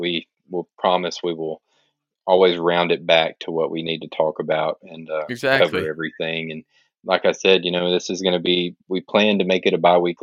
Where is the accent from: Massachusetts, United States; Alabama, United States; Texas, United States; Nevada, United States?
Alabama, United States; I'm from Alabama